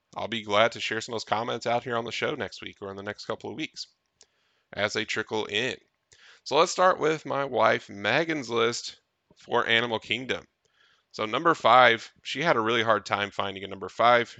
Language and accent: English; Tennessee, United States; we grew up in Tennessee